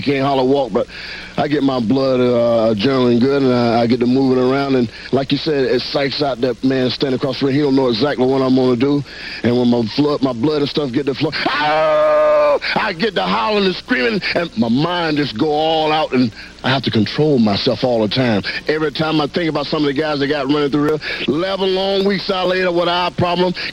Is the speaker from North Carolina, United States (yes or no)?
yes; North Carolina, United States; moved away as an adult; also born or lived in Louisiana; I'm originally from North Carolina